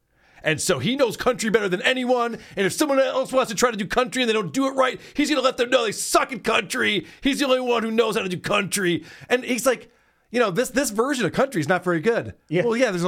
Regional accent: Nashville, Tennessee, United States; People might like shit music where you're from, but I'm from Nashville.

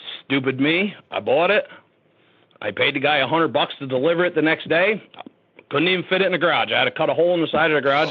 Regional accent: Middletown, United States; I grew up in Middletown

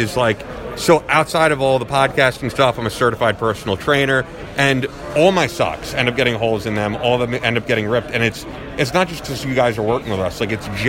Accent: Northeast, United States; Yeah, I'm from the Northeast.

